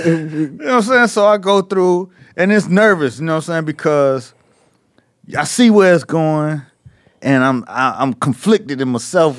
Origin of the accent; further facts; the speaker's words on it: Miami, Florida, United States; I'm from Miami